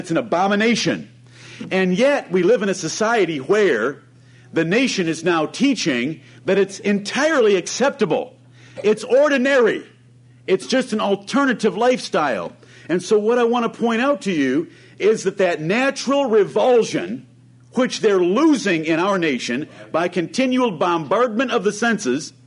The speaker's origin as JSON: {"language": "English", "town": "Ann Arbor", "region": "Michigan", "country": "United States", "tie": "born or raised there", "said": "I grew up around Ann Arbor, Michigan, one of the most liberal cities in our country."}